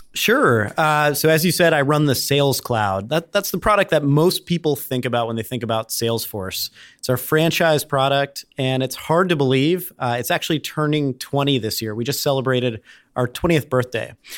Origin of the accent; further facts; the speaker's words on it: Cincinnati, Ohio, United States; moved away as an adult; also born or lived in Durham, North Carolina; I grew up in Cincinnati